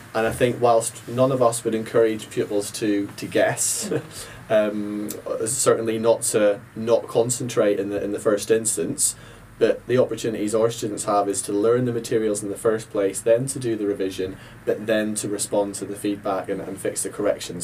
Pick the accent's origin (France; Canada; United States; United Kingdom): United Kingdom; Ballymena, Northern Ireland; I grew up in Ballymena, Northern Ireland